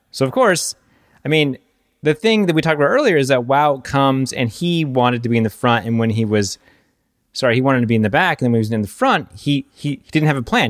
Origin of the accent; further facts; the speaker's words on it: United States; as an American